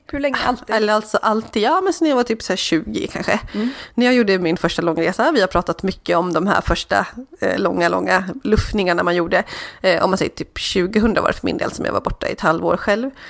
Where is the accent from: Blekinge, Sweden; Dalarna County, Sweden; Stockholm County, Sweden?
Dalarna County, Sweden; Borlänge; jag är uppvuxen i Borlänge